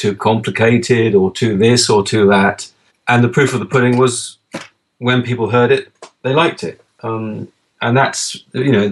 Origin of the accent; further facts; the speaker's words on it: England, United Kingdom; I'm English.